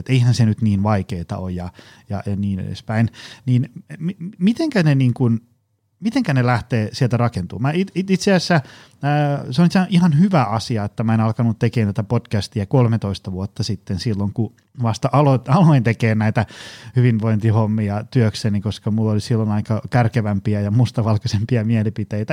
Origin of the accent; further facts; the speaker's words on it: Tampere, Pirkanmaa, Finland; lapsena ja nuorena asuin Koillistampereella